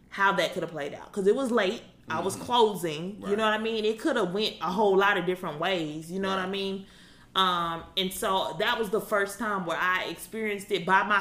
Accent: Alabama, United States; I was born and raised in Alabama.

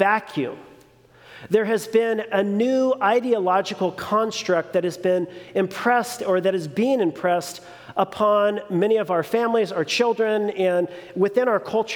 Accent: Long Beach, California, United States; also born or lived in New Mexico; I was born and raised in one of the most progressive cities in California, Long Beach

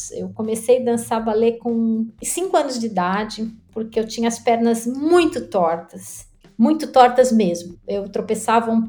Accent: São Paulo, Brazil; moved away as an adult; Então eu saí de São Paulo com 23 para 24 anos. Isso significa que eu já vivi maior parte da minha vida longe de São Paulo.

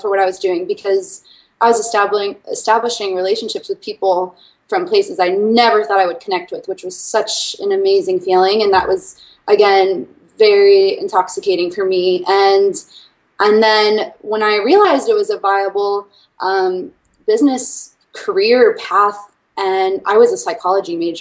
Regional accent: Washington, District of Columbia, United States; moved away as an adult; also born or lived in Arkansas; I am originally from Washington, D.C. area

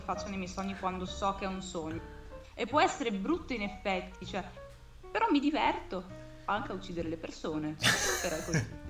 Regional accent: Verona, Veneto, Italy; ho 23 anni, sono di Verona

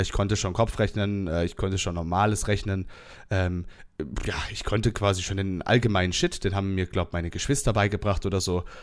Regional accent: Southern Germany, Germany; Ich komme aus dem Süden von Deutschland

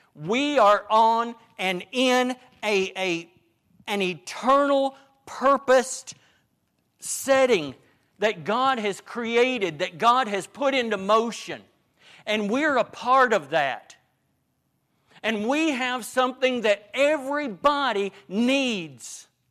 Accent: Northeast Arkansas, United States; I grew up in Northeast Arkansas

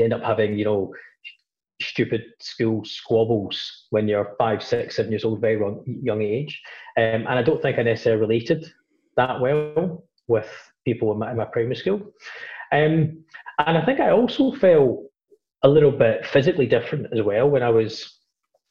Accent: Glasgow, Scotland, United Kingdom; I grew up in, relatively working class family in Glasgow, up in Scotland, I spent most of my life up there.

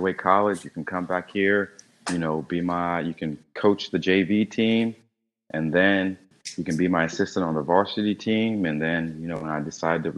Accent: North Carolina, United States; now in Miami, United States; I'm from North Carolina. I more likely will move back home to Carolina

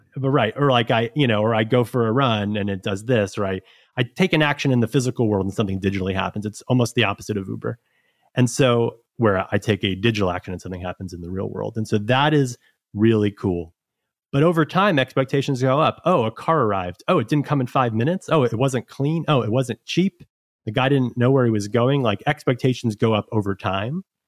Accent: New York City, New York, United States; I'm from New York originally. I've been here actually my entire life, including school.

